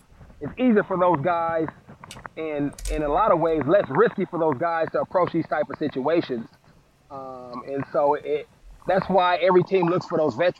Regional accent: Oakland, California, United States; growing up in Oakland

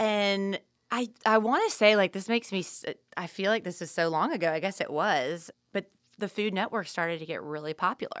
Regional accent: the South, United States; we grew up in the South

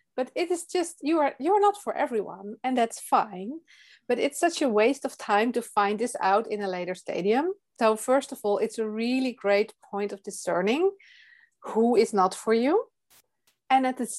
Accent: Netherlands; English is a second language; I'm from the Netherlands and you can hear that I am not a native English speaker.

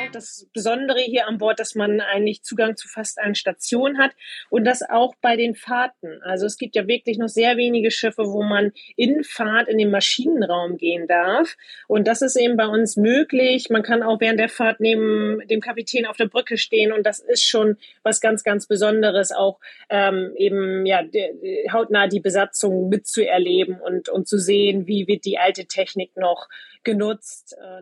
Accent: Butjadingen, Lower Saxony, Germany; ich bin direkt am Wasser aufgewachsen, komme ursprünglich aus Budjading, das ist eine Halbinsel zwischen Bremerhaven und Wilhelmshaven

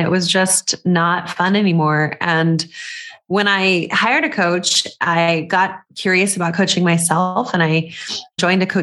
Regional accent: Las Cruces, New Mexico, United States; I grew up in Las Cruces, New Mexico, which is near El Paso, Texas, a border town.

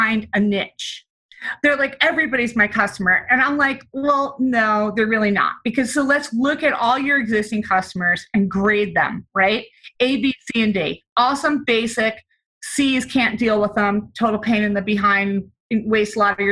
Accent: New Jersey, United States; moved away as an adult; also born or lived in New York City / Denver / Grenada; I'm originally from the East Coast, New Jersey

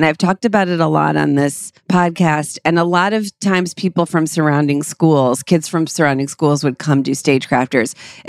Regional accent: Cleveland, Ohio, United States; us all growing up in Cleveland, suburbs of Cleveland.

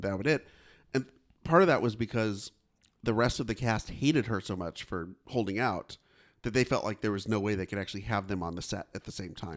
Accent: Fresno, California, United States; My hometown

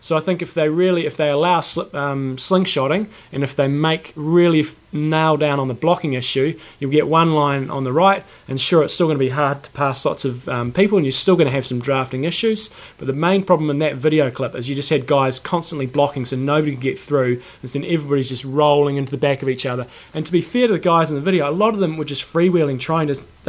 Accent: New Zealand; It may come as a shock, and I am a New Zealander, but I'm extremely grateful for their role in history.

